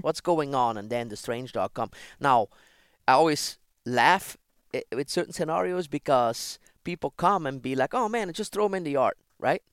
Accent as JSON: {"language": "English", "town": "Ghent", "region": "Flanders", "country": "Belgium", "tie": "born or raised there", "moved": "as an adult", "said": "I was born in Belgium, Ghent"}